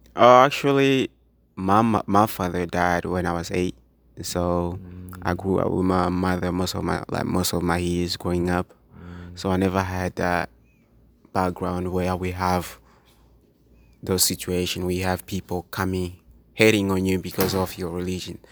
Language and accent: English; Tanzania; first language Swahili; English is a second language; now in United States; I speak Swahili as a first language.